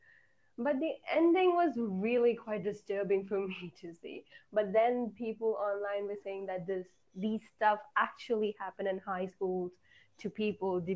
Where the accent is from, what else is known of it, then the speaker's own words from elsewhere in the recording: India; I am from India